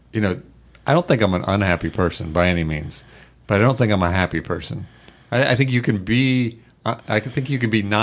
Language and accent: English; Indianapolis, Indiana, United States; I grew up in Indianapolis